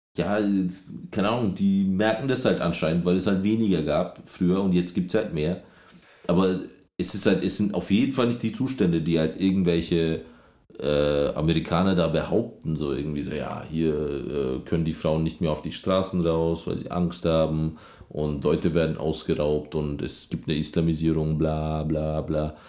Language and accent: German; Germany; now in Berlin, Germany; als Deutscher